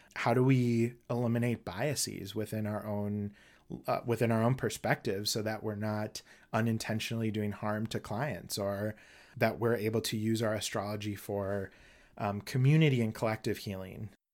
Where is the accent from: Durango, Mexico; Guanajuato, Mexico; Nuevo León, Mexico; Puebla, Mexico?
Durango, Mexico; now in St. Paul, United States; I was actually born in Mexico